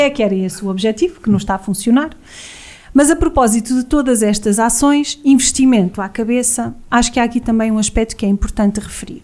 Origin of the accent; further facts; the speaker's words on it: Vozela, Viseu, Portugal; trabalho fora há muito, muito tempo, faço quilómetros e quilómetros para regressar a Vozela, sou uma apaixonada pela, pela minha vila